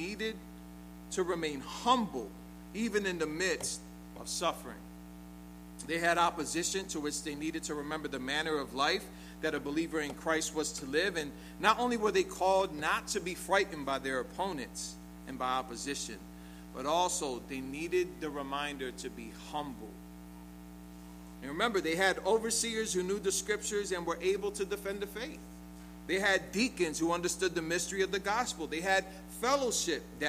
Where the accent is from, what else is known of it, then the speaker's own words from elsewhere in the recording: United States; we're American